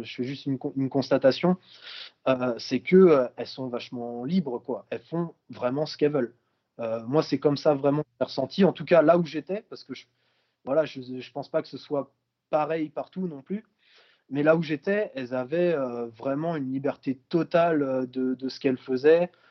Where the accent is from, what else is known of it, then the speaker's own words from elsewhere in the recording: Brittany, France; je suis originaire de Bretagne